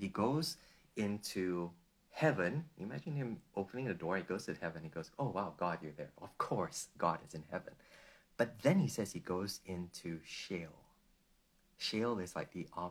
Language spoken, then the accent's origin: English; Malaysia; I come from Malaysia, where most of my friends are not Christians, they're Muslims